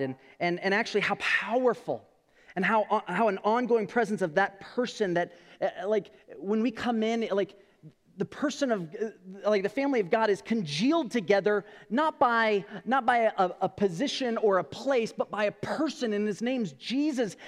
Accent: California, United States; moved away; I'm originally from California.

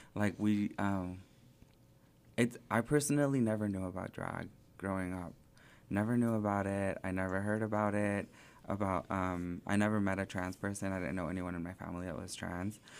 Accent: Springdale, Arkansas, United States; also born or lived in Sylmar, California / southern California / Phoenix, Arizona; I grew up in Springdale from the third grade up to now.

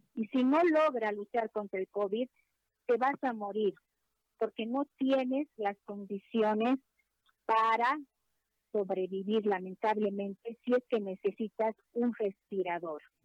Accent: Bolivia; como una boliviana que ha vivido en carne propia

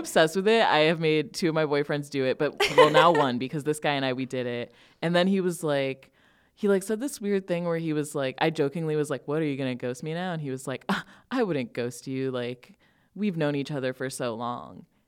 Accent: Northern Illinois, United States; I grew up here in Northern Illinois

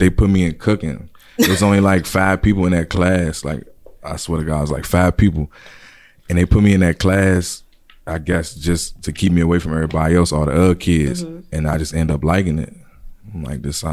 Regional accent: Hopkinsville, Kentucky, United States; now in Landover, United States; I'm originally from Hopkinsville, Kentucky

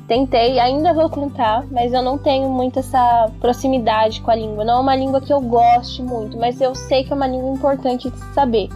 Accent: Curitiba, Paraná, Brazil; sou daqui de Curitiba

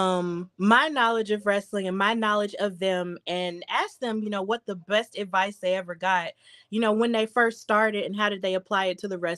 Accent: Birmingham, Alabama, United States; Birmingham, my hometown

